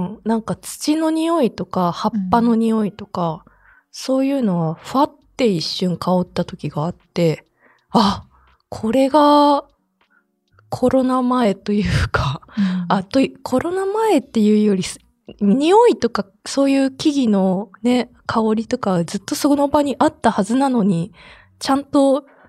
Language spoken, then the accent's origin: Japanese; Saitama, Japan; moved away; 私浦和から参加してたと思うんですけど実家